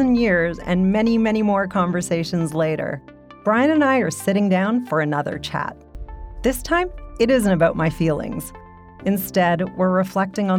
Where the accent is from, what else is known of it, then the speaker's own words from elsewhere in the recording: Canada; I was born and raised in Canada, attended post-secondary here, and have spent my entire professional career here.